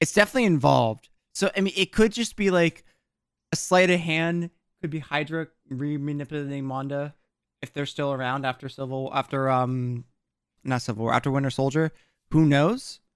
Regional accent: New Jersey, United States; I'm from South Jersey, but I'm from New Jersey

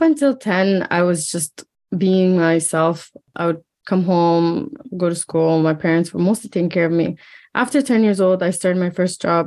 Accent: Hamilton, Ontario, Canada; we lived in an apartment in Hamilton, and I grew up like

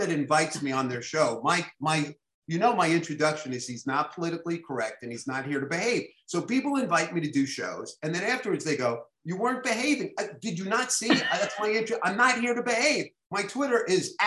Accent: New York City, New York, United States; I'm a little Jewish boy from Flatbush, you know, public school kid, you know, all, I went to PS 217

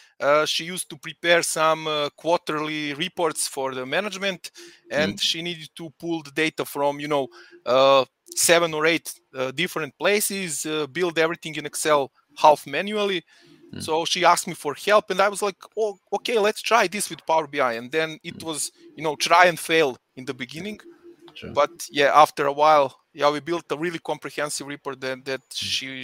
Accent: Belgrade, Serbia; moved away as an adult; now in Salzburg, Austria; I'm originally from Belgrade in Serbia, but I live in really fun, wonderful, beautiful city of Salzburg in Austria for last almost 6 years.

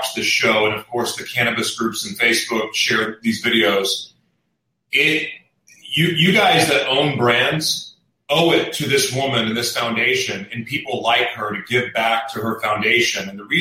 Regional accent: Oklahoma, United States; now in California, United States; I'm from Oklahoma, but I was uneducated about it too until I moved to California

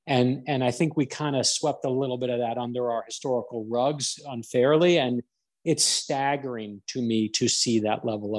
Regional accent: United States; as an American

